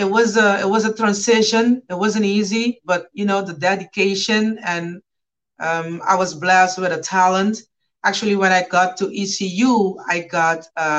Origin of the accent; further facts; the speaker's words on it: Curaçao; English is a second language; also born or lived in Greenville, North Carolina, United States; I'm currently in Curacao, my hometown, my home island.